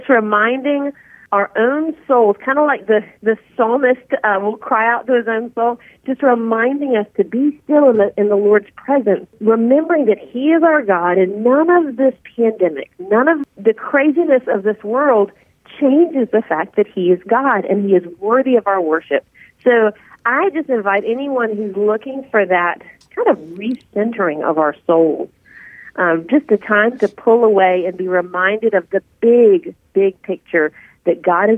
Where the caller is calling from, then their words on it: Atlanta, Georgia, United States; From Georgia. I am calling you from Georgia. So my husband and four kids and I live in North Atlanta